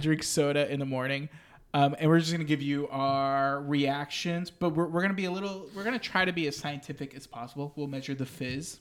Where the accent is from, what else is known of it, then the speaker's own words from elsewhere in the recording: Mexico; moved away; Takes me back to my childhood. Takes me back to Mexico.